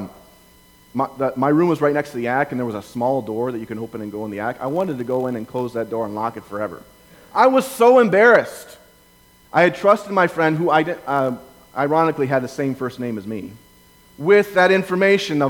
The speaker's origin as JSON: {"language": "English", "town": "Lake Benton", "region": "Minnesota", "country": "United States", "tie": "born or raised there", "moved": "yes", "said": "I grew up in Lake Benton, Minnesota, which is about 5 hours away from here."}